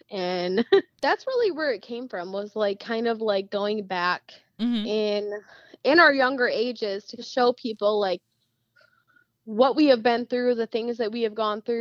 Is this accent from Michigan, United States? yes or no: yes; Marine City, Michigan, United States; I grew up in Marine City, and I've still never been there